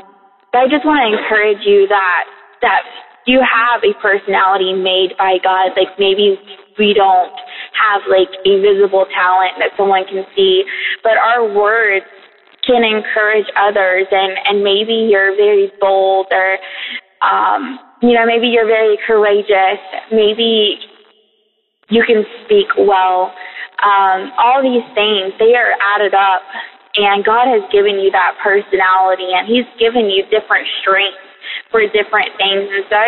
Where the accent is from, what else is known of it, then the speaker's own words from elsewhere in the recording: Tennessee, United States; I'm from Tennessee.